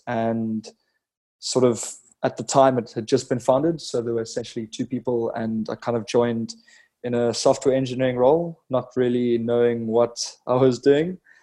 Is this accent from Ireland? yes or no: no; Cape Town, Western Cape, South Africa; born and raised Cape Town, South Africa